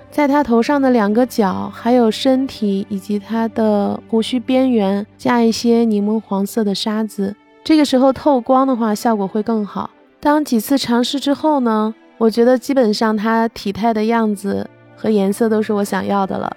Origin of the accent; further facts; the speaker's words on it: Baoji, Shaanxi, China; 我生长在华夏始祖炎帝故里青铜器之乡的大宝鸡